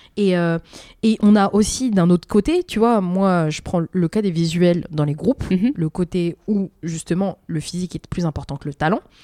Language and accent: French; France; nous, en tant que Français